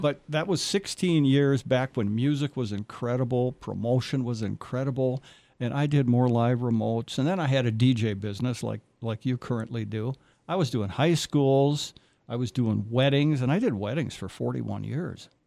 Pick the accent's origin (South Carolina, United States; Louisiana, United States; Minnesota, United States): Minnesota, United States; Foley; I'm on the Benton and Sherburne County line, but Foley